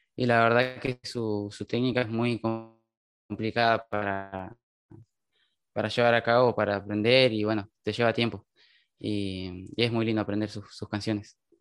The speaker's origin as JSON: {"language": "Spanish", "town": "Cutral Có", "region": "Neuquén", "country": "Argentina", "said": "otra gente de acá de mi ciudad me fue apoyando"}